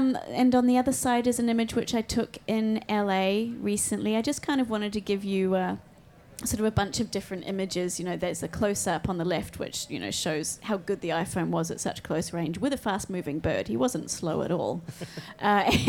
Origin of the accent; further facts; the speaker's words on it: New Zealand; Growing up in New Zealand